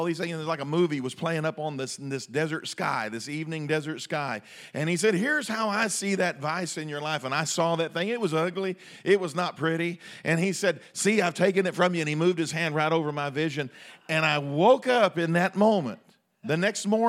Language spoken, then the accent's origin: English; United States; We have our identity in being Americans